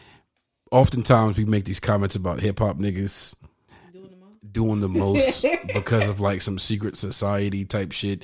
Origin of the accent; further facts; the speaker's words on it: Jamaica; As a Jamaican representative of the pod